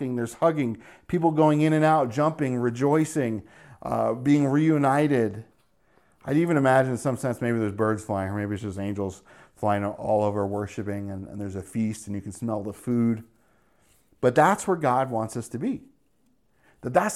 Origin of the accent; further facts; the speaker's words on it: New Jersey, United States; also born or lived in New York; growing up in New Jersey and New York, New York City was commonplace to us